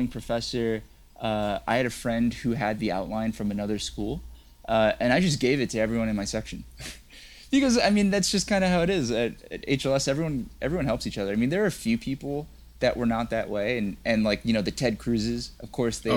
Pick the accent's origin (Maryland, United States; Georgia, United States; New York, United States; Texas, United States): Texas, United States; I'm from Texas